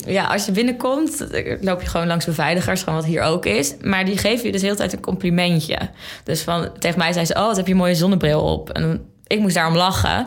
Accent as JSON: {"language": "Dutch", "region": "Zeeland", "country": "Netherlands", "moved": "as an adult", "lives_now": "Amsterdam, Netherlands", "said": "Ik kom uit Zeeland, heel ver"}